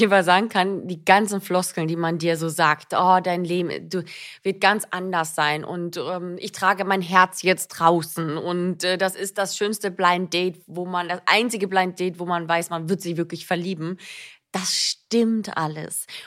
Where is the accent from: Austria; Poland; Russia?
Austria; moved away as an adult; now in Germany; für mich war es ja auch so, dass ich ja neu in Deutschland war. Ich bin ja aus Österreich hierher gezogen, 2014